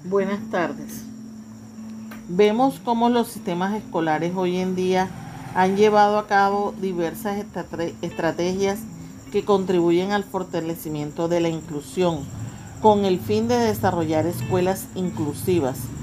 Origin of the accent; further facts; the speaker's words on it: El Banco, Magdalena, Colombia; de nuestro municipio, el Banco Magdalena